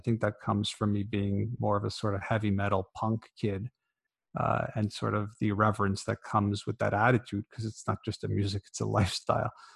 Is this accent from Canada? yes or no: yes; Canada; as a Canadian